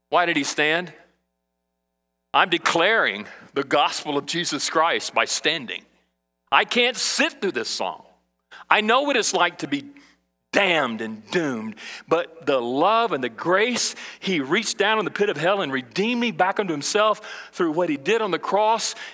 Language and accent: English; Brazil; now in United States; when I was a kid in Brazil and I grew up in South America, I, I, saw beggars all the time.